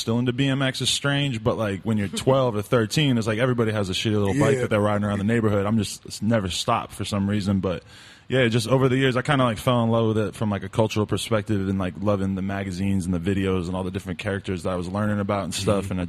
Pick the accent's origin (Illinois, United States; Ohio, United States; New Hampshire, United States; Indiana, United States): New Hampshire, United States; Nashua; moved away as an adult; now in Los Angeles, United States; I grew up like 5 minutes from the Massachusetts border, like right like a half hour away from Boston.